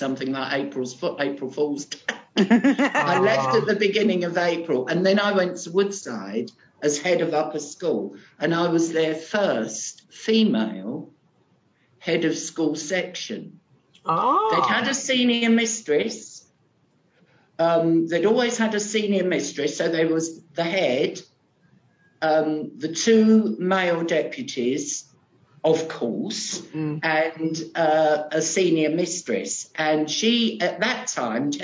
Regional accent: London, United Kingdom; first language British Sign Language; English is a second language; we're from Canningtown.

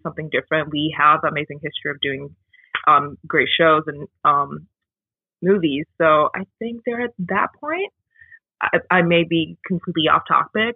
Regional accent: Kobe, Hyogo, Japan; moved away as an adult; now in Toronto, Canada; Kobe, my hometown.

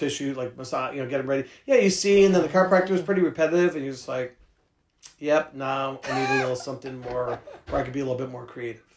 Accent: San Francisco, California, United States; I grew up in San Francisco

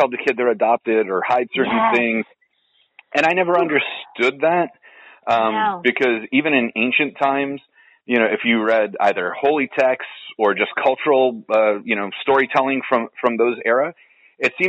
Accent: San Francisco, California, United States; I'm originally from San Francisco myself

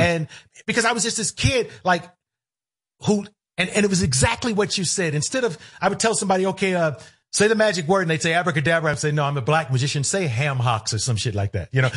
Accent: Cleveland, Ohio, United States; moved away as an adult; I grew up in Cleveland

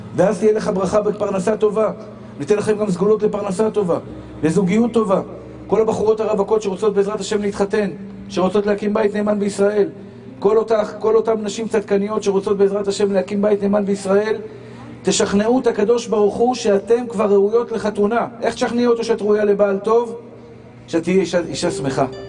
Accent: Tel Aviv, Tel Aviv District, Israel; אני גדלתי בשכונת התקווה

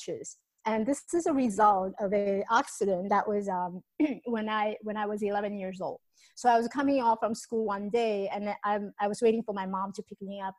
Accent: Taiwan; moved away; So I came from Taiwan. I was born in Taiwan, came from Taiwan.

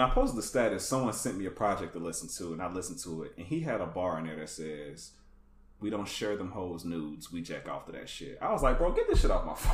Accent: Atlanta, Georgia, United States; I grew up in uh, the Atlanta

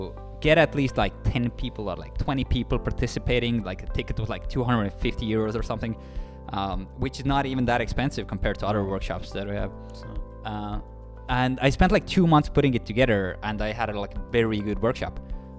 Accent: Pärnu, Pärnu County, Estonia; also born or lived in Nigeria; Born and raised in a small city of Pärnu.

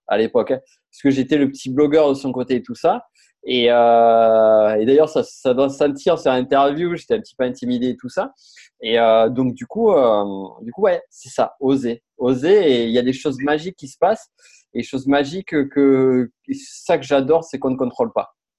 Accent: Toulouse, Occitania, France; je viens de Toulouse.

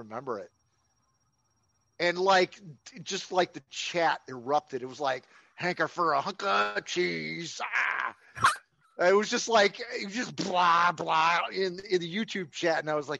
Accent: Chicago, Illinois, United States; also born or lived in Champaign, Illinois; I grew up in Chicago

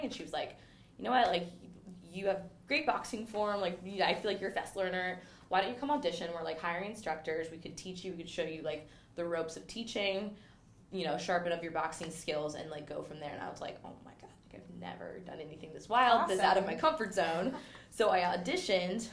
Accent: California, United States; also born or lived in Texas; now in New York, United States; I grew up in California, so I started in California

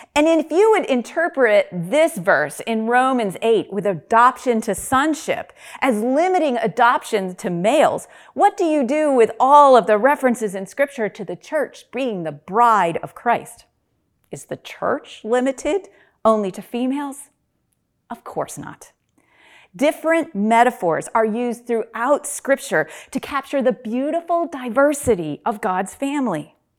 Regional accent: upstate New York, United States; moved away as an adult; also born or lived in Reading, Pennsylvania; now in Pennsylvania, United States; I'm not originally from Pennsylvania. When I moved from upstate New York to Reading, Pennsylvania to attend Albright College

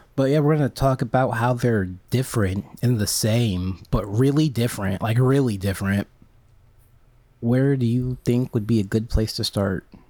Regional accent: United States; I'm an American

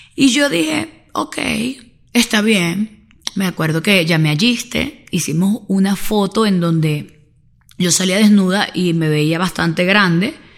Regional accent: Venezuela; como sociedad latina y sobre todo venezolana

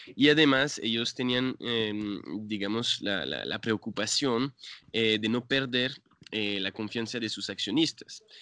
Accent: France; Spanish is a second language; moved away as an adult; now in San Francisco, Colombia; yo soy eh, francés, pero ya llevo 10 años en Colombia.

